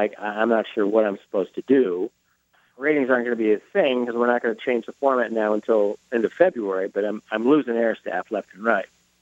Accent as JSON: {"language": "English", "town": "Minneapolis", "region": "Minnesota", "country": "United States", "tie": "born or raised there", "moved": "yes", "said": "I got a job offer in my hometown, Minneapolis"}